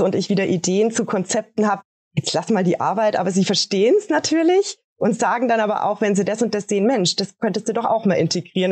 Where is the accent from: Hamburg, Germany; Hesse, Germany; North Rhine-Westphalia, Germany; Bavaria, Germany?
Bavaria, Germany; Regensburg; bei uns in Regensburg